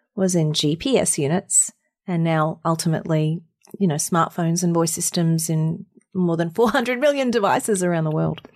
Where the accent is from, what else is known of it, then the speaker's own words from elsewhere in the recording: Mackay, Queensland, Australia; moved away as an adult; also born or lived in Sydney, Australia; now in United States; I grew up in Mackay in North Queensland in a tropical town in the middle of nowhere